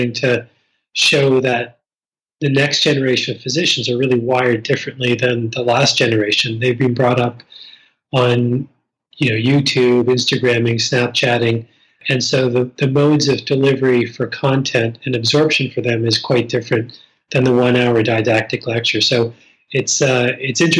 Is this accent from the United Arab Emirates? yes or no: no; East Coast Canada, Atlantic Canada, Canada; moved away; growing up on the East Coast